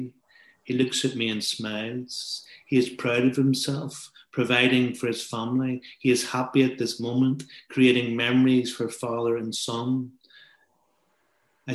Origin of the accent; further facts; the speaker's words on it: Belfast, Northern Ireland, United Kingdom; we are both from Belfast